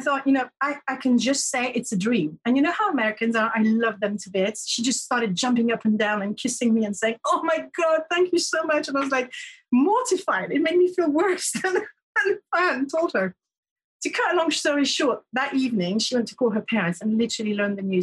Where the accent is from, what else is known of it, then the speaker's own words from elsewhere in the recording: Paris, Île-de-France, France; English is a second language; also born or lived in Canterbury; I was in a little student room in Paris, because I'm from Paris